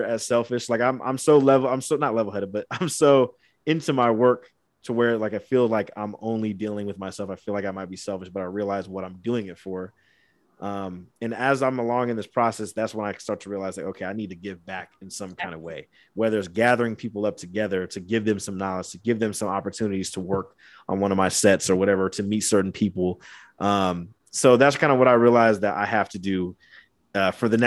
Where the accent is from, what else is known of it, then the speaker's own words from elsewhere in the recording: Angola, Indiana, United States; moved away as an adult; also born or lived in Fort Wayne, Indiana; now in California, United States; I was born in Fort Wayne, Indiana, but raised in Angola